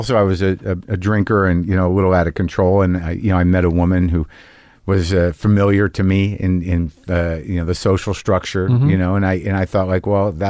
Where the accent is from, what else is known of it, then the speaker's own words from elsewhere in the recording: New Mexico, United States; also born or lived in New Jersey; I grew up in New Mexico, born in New Jersey, Most of the formative years, though, second grade through high school in New Mexico.